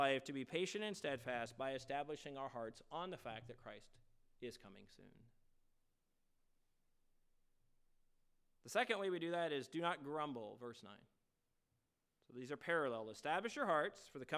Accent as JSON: {"language": "English", "region": "Virginia", "country": "United States", "tie": "born or raised there", "moved": "yes", "said": "growing up in Virginia with my family"}